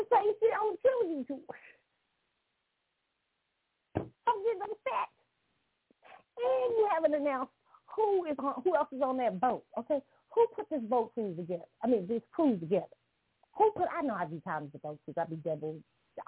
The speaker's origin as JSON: {"language": "English", "town": "Kansas City", "region": "Missouri", "country": "United States", "tie": "born or raised there"}